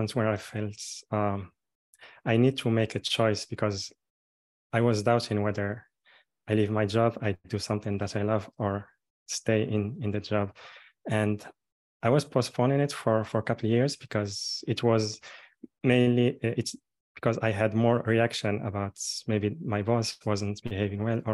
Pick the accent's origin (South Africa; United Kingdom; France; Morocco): Morocco; I'm born and raised in Morocco, and I'm calling now from here.